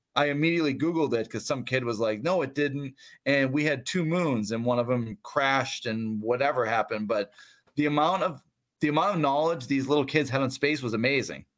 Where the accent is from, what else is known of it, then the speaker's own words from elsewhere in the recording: Brockton, Massachusetts, United States; I grew up near Brockton.